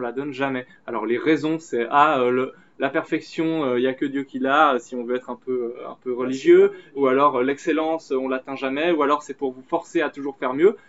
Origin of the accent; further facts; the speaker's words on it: Switzerland; on est suisse